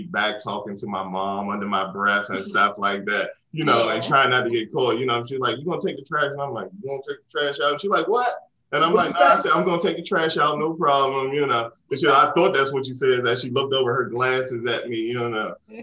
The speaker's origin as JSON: {"language": "English", "town": "Washington", "region": "District of Columbia", "country": "United States", "tie": "born or raised there", "said": "I grew up in Washington, D.C. and South Beach"}